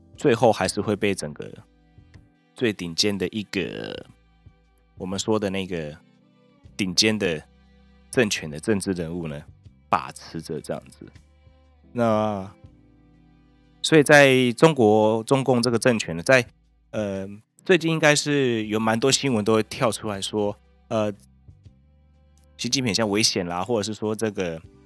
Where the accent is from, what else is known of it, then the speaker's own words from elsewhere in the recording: Taiwan; 我们台湾人